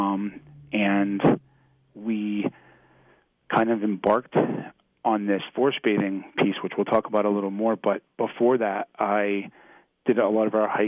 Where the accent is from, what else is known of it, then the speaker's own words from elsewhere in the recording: Chesterville, Maine, United States; moved away as an adult; now in Pennsylvania, United States; I was born in a little town called Chesterville.